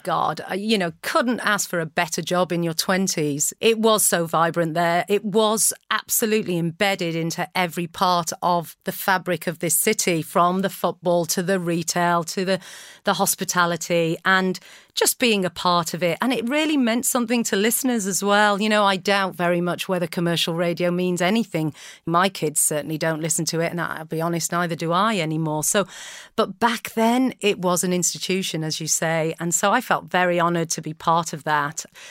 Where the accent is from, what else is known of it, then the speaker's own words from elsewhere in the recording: North Wales, United Kingdom; moved away as an adult; also born or lived in Naples, Italy / Flint; now in Manchester, United Kingdom; I, I grew up in North Wales. My parents moved when I was three